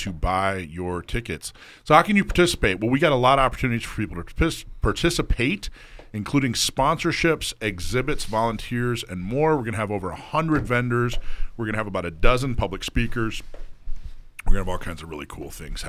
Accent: the South, United States; moved away; I grew up in the South. I still have family in the South.

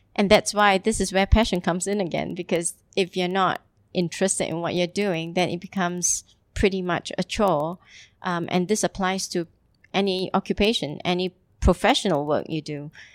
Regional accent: Singapore; moved away as an adult; also born or lived in Italy / Geneva / Hamburg; now in Dubai, United Arab Emirates; I'm originally from Singapore

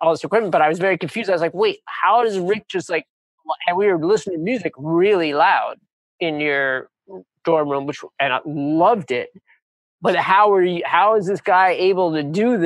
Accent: New York City, New York, United States; growing up in New York City

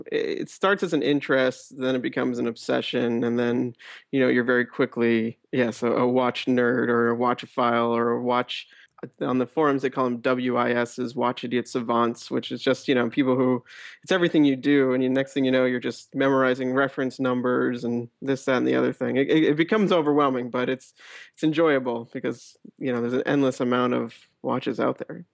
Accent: New York City, New York, United States; I am a 30-year-old based in New York. I grew up in New York City as well.

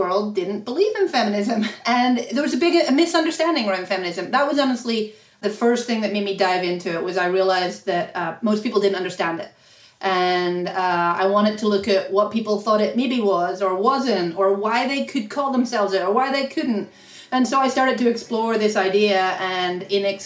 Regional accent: Ireland; moved away; I grew up in Ireland, so a long way from here

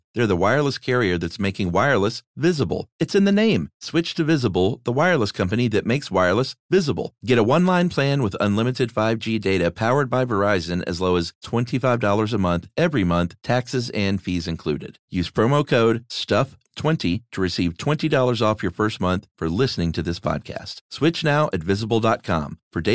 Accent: Ghana; now in United States; The reason for my reaction is that I've lived in the U.S. for 20 years, but I'm from Ghana.

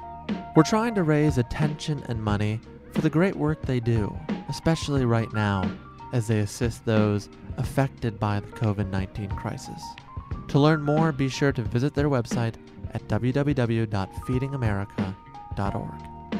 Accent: Chicago, Illinois, United States; As some of you probably know, I was born and raised in Chicago

